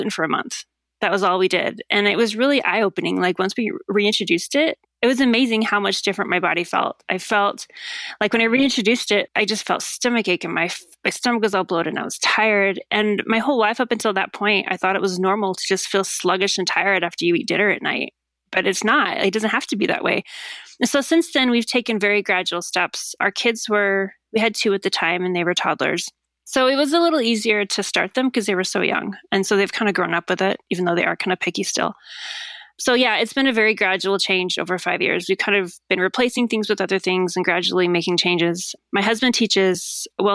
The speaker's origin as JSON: {"language": "English", "region": "Idaho", "country": "United States", "tie": "born or raised there", "moved": "yes", "said": "I grew up in Idaho"}